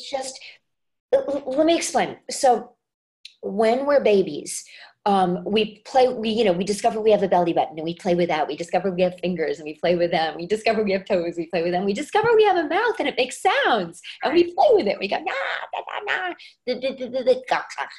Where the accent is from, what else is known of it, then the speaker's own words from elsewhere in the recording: United States; as an American